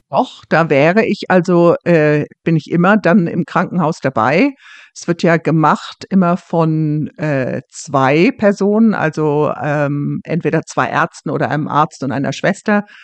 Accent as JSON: {"language": "German", "country": "Germany", "lives_now": "Scotland, United Kingdom", "said": "dass ich als Deutsche ähm, dazu gerufen wurde"}